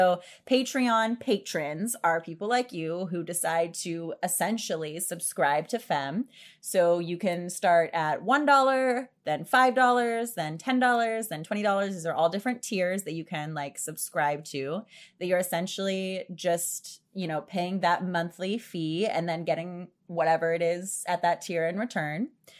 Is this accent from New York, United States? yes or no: no; Pittsburgh, Pennsylvania, United States; moved away; I'm from Pittsburgh.